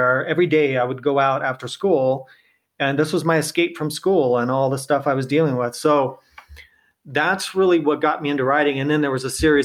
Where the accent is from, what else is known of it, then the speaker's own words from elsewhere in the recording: Temecula, California, United States; I am a California native. So I grew up in Southern California, kind of outside of a town called Temecula